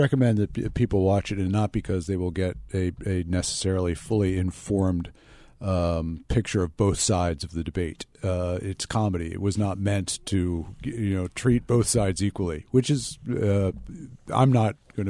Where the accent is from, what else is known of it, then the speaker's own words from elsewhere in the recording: Philadelphia, Pennsylvania, United States; No, no. I'm proudly from Philadelphia, and Comcast is probably the most successful Philadelphia-based company of the last, I don't know, couple hundred years.